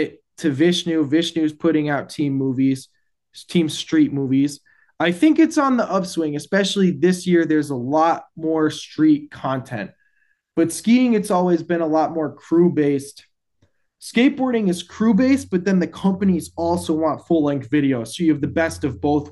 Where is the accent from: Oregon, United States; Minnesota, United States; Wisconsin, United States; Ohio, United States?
Wisconsin, United States; as being like a Midwest rope toe kid and growing up in Wisconsin